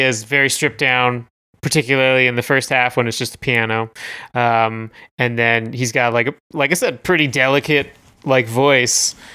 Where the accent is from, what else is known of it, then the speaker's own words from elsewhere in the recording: Canada; We are Canadian content.